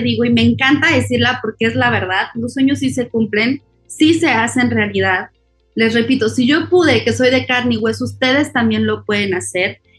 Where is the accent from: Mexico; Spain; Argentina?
Mexico; soy mexicana